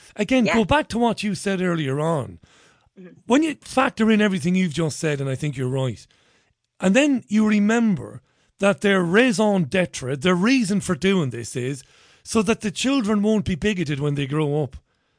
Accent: Ballybay, County Monaghan, Ireland; I grew up in Priory Lawn in Ballybay.

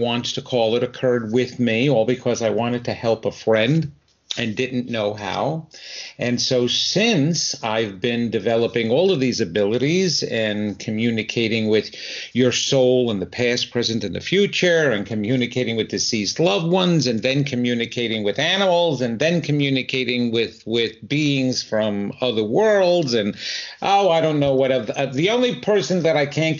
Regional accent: New York, United States; even though you will tell very shortly by my accent that I'm not originally from here, I'm from the New York area. And my wife and I moved here about 26 years ago.

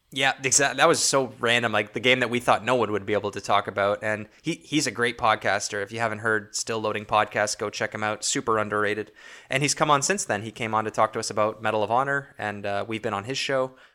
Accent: Toronto, Ontario, Canada; we're from Toronto, Ontario

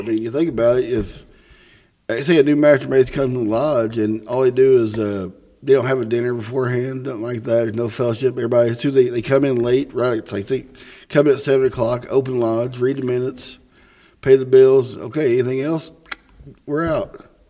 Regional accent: Missouri, United States; I'm a transplant from Missouri.

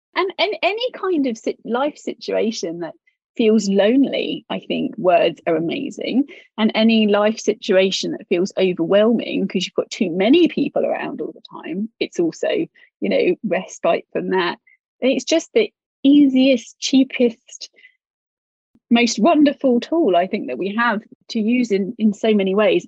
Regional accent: United Kingdom; especially being British

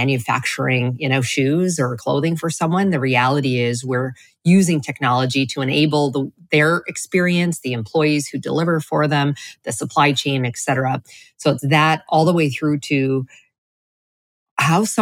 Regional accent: Canada; moved away as an adult; now in Florida, United States; I'm originally from Canada, and then continued to, play that up until I moved to Florida a couple of years ago

